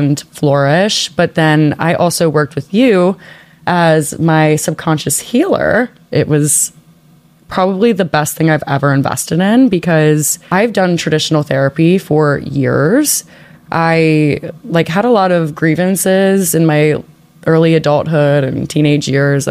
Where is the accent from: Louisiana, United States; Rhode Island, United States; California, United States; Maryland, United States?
Louisiana, United States; New Orleans; moved away; I'm originally from New Orleans